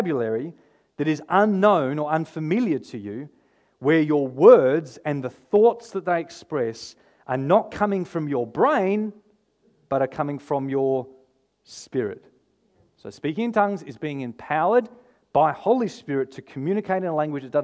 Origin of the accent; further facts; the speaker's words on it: Victor Harbor, South Australia, Australia; I grew up here in Victor Harbour